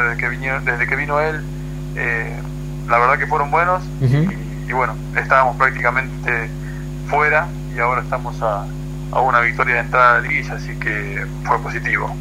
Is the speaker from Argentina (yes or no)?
yes; Argentina; now in Monterrey, Mexico